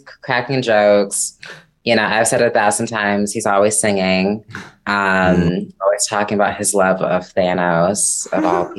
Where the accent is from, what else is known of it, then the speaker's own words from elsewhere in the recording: St. Louis, Missouri, United States; also born or lived in Edwardsville, Illinois; I am, St. Louis, born and raised.